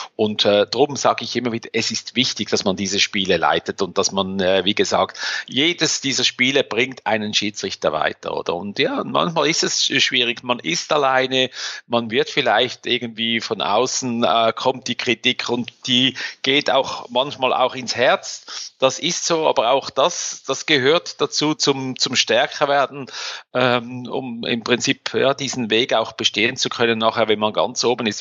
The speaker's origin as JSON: {"language": "German", "country": "Switzerland"}